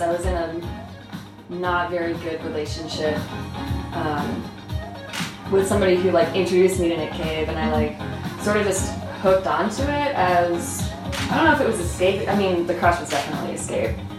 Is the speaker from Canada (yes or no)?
yes; Toronto, Ontario, Canada; I'm from Toronto.